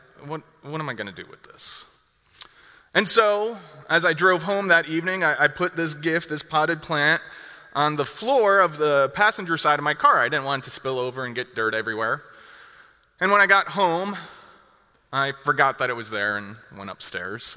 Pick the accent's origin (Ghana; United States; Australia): United States; New Jersey; moved away as an adult; now in Milwaukee, United States; I'm originally from New Jersey. More recently, over the past 5 years, I've lived in Milwaukee, Wisconsin